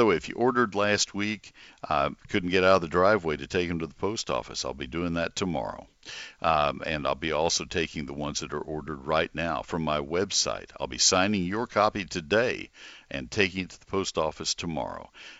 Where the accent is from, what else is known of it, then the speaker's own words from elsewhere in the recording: College Station, Texas, United States; also born or lived in Ohio / Collin County, Texas; I grew up in College Station.